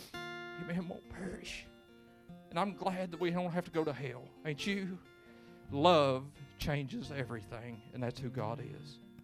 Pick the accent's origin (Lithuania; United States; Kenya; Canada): United States; Lewis County, Kentucky; I'm from Lewis County